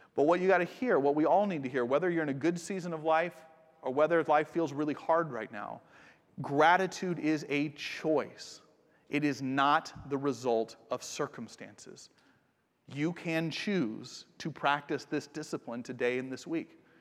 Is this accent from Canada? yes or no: no; United States; also born or lived in Japan; I'm from America